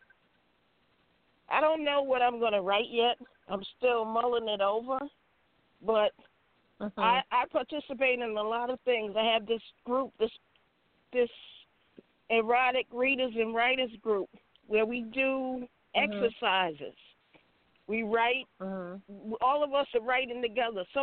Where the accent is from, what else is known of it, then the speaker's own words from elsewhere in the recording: New York City, New York, United States; now in North Carolina, United States; I'm originally from New York City, but I reside now in North Carolina with my family